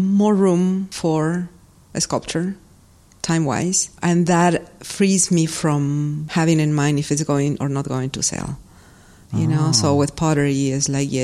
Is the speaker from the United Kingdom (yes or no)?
no; Peru; moved away; growing up in Peru, I was around people that make some clay work